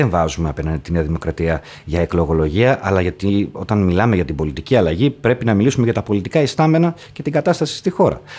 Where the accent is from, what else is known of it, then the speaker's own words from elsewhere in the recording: Thessaloniki, Central Macedonia, Greece; Εγώ ως Θεσσαλονικιός